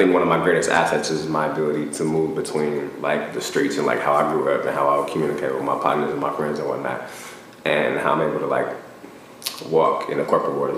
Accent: Portland, Oregon, United States; moved away as an adult; now in Los Angeles, United States; Originally from Portland, Oregon, where I grew up

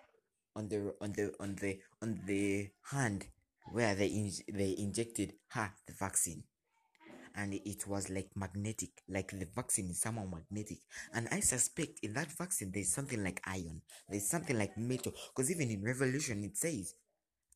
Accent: Uganda; I'm from Uganda

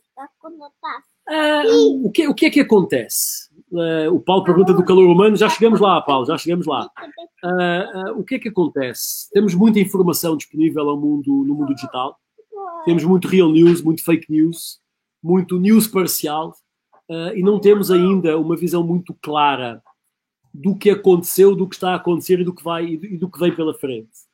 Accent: Portugal; moved away; sou, sou português com muito orgulho

